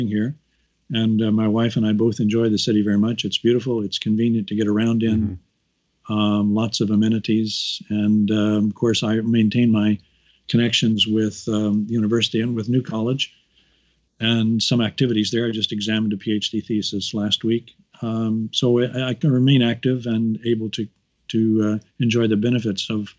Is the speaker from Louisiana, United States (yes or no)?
no; Kansas City, Missouri, United States; moved away as an adult; also born or lived in Chicago, Illinois / Vancouver, Canada / Winnipeg, Canada; now in Edinburgh, United Kingdom; I was brought up in Kansas City, Missouri.